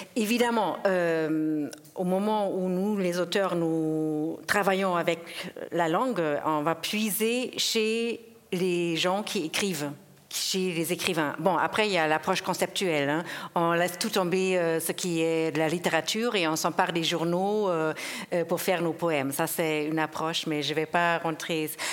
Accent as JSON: {"language": "French", "country": "Germany", "tie": "born or raised there", "also_born_or_lived": "Geneva, Switzerland", "first_language": "German", "second_language": "French", "moved": "as an adult", "lives_now": "Switzerland", "said": "je viens de l'Allemagne, je, suis donc germanophone euh, euh, à la base. J'ai vécu toute mon enfance, mon adolescence. Je suis, je suis venue adulte en Suisse"}